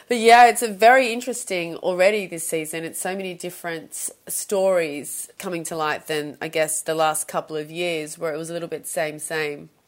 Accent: Sydney, New South Wales, Australia; moved away; I'm from Sydney

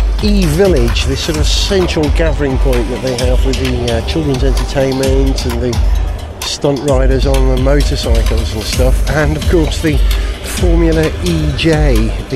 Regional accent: Wales, United Kingdom; I'm a Welshman.

